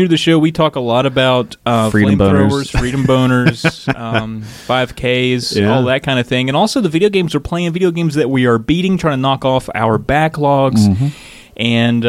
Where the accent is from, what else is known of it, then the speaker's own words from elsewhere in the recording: the South, United States; we're from the South.